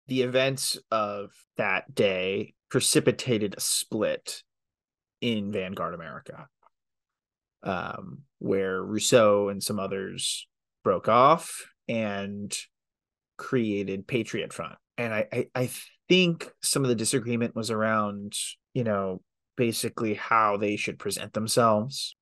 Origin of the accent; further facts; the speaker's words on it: Colleyville, Texas, United States; I grew up in Colleyville, which is next to Grapevine.